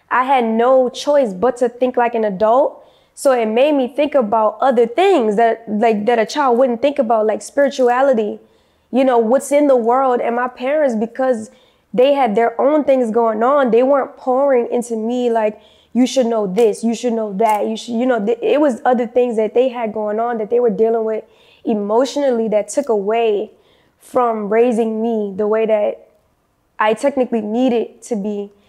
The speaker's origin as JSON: {"language": "English", "town": "New Orleans", "region": "Louisiana", "country": "United States", "tie": "born or raised there", "moved": "yes", "said": "I'm originally from New Orleans, Louisiana. I'm currently 25. Actually, I'm 26. Just made 26 in February."}